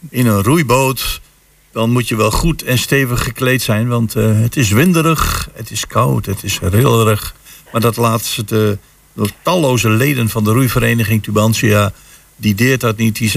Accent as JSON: {"language": "Dutch", "town": "Hengelo", "region": "Overijssel", "country": "Netherlands", "tie": "born or raised there", "said": "En ik ben geboren en getogen in Hengelo"}